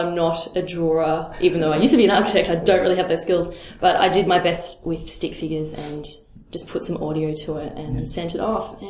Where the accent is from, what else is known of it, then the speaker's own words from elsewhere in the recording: Melbourne, Victoria, Australia; That's what I tell people about Melbourne. When people ask me about my hometown, they say, well, what's there to see?